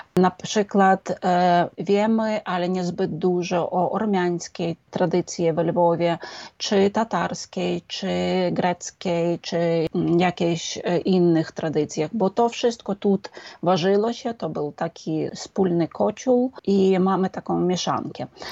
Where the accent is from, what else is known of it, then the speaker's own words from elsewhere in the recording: Lviv, Lviv Oblast, Ukraine; To jest moje miasto z narodzenia i to jest, e, miasto moich przodków